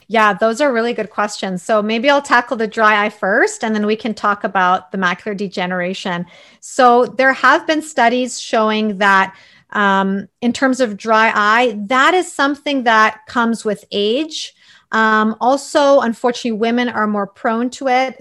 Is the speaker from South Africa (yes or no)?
no; Toronto, Ontario, Canada; also born or lived in Croatia; I grew up in Toronto, although I was born in Croatia